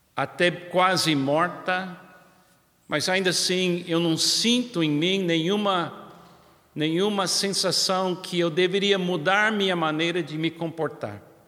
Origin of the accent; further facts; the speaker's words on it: United States; Portuguese is a second language; now in Brazil; Eu, como americano, é muito claro para mim, na minha infância, e conhecendo a história do meu país